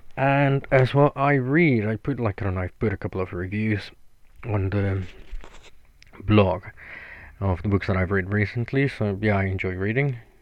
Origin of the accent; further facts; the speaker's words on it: Mexico; moved away as an adult; now in United Kingdom; I'm originally from Mexico. I've been in the UK for nine years now